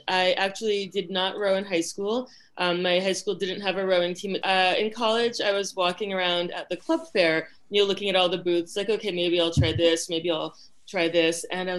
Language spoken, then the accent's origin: English; outside of Springfield, Western Massachusetts, United States; moved away as an adult; also born or lived in Boston; now in Bahamas; I grew up in Western Massachusetts, where there's a lot more nature. So outside of Springfield. So I grew up, you know, on lakes, ponds, hiking